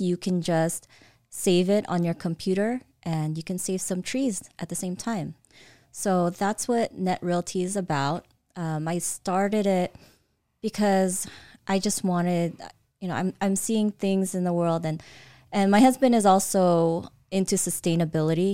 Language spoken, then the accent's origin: English; Caloocan, Metro Manila, Philippines; now in Eastvale, United States; I was born in the Philippines, in Caloocan